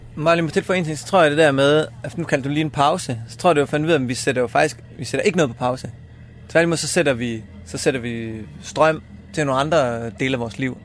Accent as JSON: {"language": "Danish", "town": "Esbjerg", "region": "Southern Denmark", "country": "Denmark", "tie": "born or raised there", "said": "Jeg er født og opvokset i Esbjerg"}